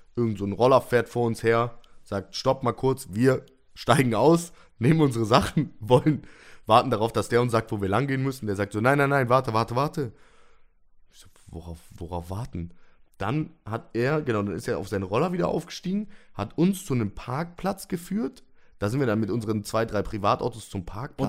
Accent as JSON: {"language": "German", "town": "Cologne", "region": "North Rhine-Westphalia", "country": "Germany", "said": "als Kölner"}